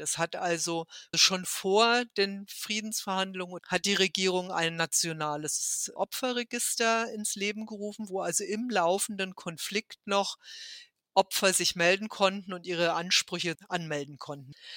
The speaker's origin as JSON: {"language": "German", "country": "Germany", "said": "mich als Deutsche"}